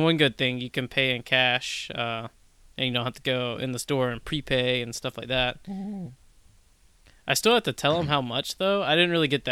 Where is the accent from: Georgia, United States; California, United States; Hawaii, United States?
Georgia, United States; middle; moved away as an adult; also born or lived in New Jersey; now in Raleigh, United States; We are from Georgia, middle Georgia